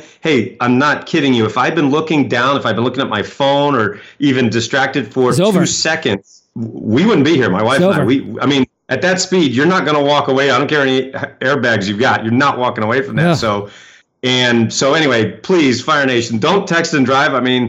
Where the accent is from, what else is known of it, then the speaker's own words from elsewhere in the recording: Maine, United States; But see, I grew up in Maine, so I've driven in snow, you know, a million times.